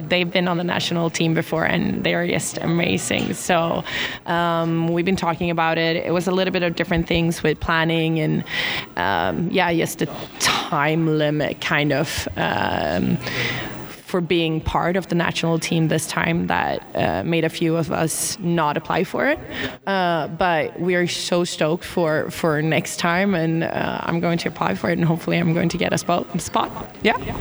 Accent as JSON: {"language": "English", "town": "Gothenburg", "region": "Västra Götaland", "country": "Sweden", "tie": "born or raised there", "moved": "yes", "lives_now": "Trysil, Norway", "said": "my hometown in Sweden, Gothenburg"}